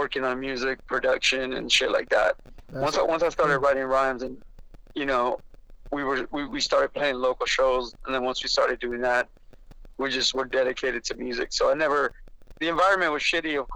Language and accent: English; Los Angeles, California, United States; also born or lived in Pacific Palisades; I was born in East L.A., and I moved to Mid-City in about 2 years old, so I didn't really have a East L.A. upbringing. I grew up in Mid-City.